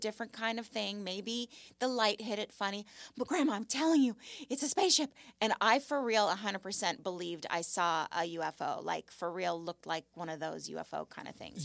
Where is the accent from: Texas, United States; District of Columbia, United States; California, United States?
California, United States; Malibu; I grew up in Malibu, and I lived on Point Doom